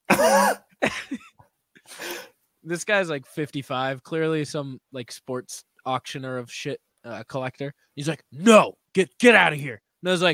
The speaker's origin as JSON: {"language": "English", "region": "New England", "country": "United States", "said": "we're all from New England"}